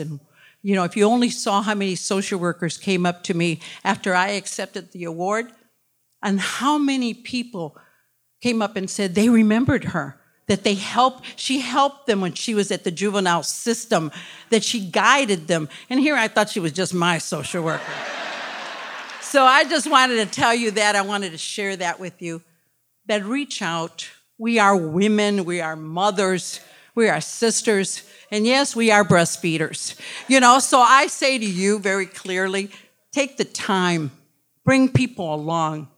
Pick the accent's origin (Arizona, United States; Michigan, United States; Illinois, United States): Michigan, United States; Detroit; I was born in Detroit, born and raised in Detroit